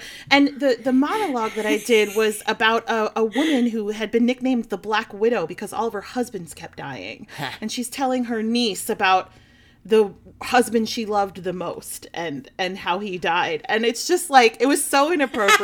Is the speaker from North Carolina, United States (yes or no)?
no; outside of Philadelphia, Pennsylvania, United States; now in New Jersey, United States; I grew up outside of Philadelphia